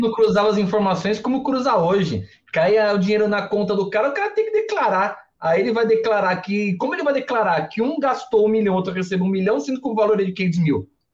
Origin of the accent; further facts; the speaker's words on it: Mooca, São Paulo, Brazil; É dois canal mesmo que eu sou da Moca. Moca fala dois canal, não fala dois canais